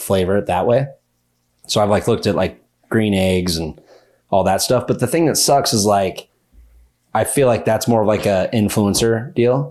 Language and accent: English; Minden, Nevada, United States; I'm from Minden, Nevada